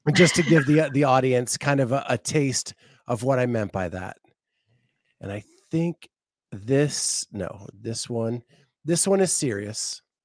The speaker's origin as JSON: {"language": "English", "region": "Appalachian Mountains", "country": "United States", "tie": "born or raised there", "also_born_or_lived": "Florida", "said": "I grew up in the Appalachian Mountains."}